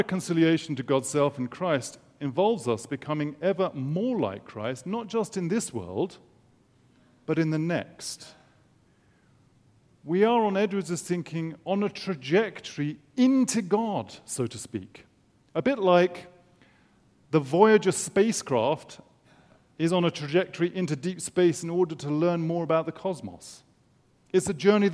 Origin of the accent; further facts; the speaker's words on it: England, United Kingdom; as an Englishman